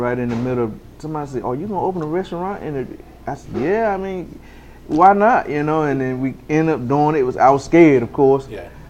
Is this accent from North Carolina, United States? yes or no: yes; Farmville, North Carolina, United States; I'm from Farmville, you know, I graduated from Farm Central